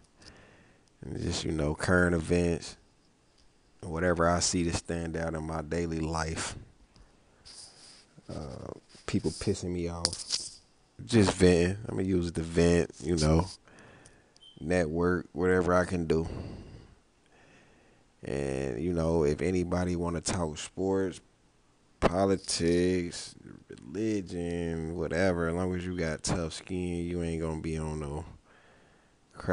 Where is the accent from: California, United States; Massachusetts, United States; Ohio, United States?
Ohio, United States; Cincinnati; I'm from Cincinnati